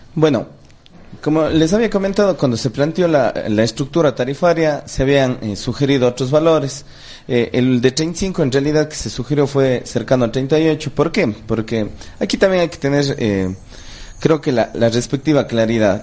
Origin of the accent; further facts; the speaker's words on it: Cuenca, Azuay, Ecuador; los cuencanos vayamos